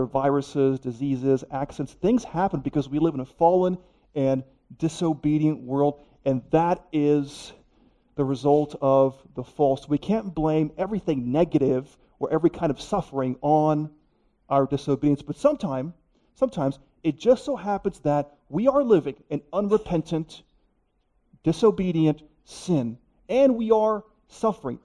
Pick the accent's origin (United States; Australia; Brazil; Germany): United States; Miami, Florida; moved away as an adult; now in North Carolina, United States; I grew up in Miami, Florida